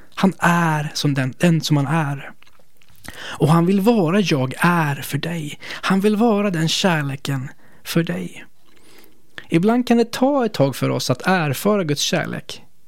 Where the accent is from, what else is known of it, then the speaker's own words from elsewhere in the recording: Sweden; vi som svenskar